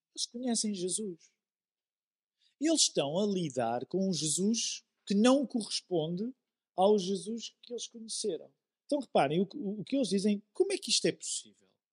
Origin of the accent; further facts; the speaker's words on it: Amadora, Lisbon, Portugal; Eu cresci na Amadora